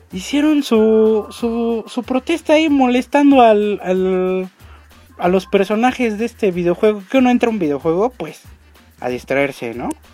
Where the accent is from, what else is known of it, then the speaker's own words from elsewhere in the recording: Mexico; como buen mexicano